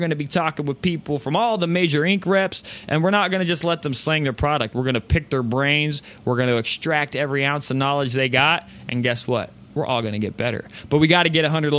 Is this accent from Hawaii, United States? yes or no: no; Phoenix, Arizona, United States; I'm from Phoenix, Arizona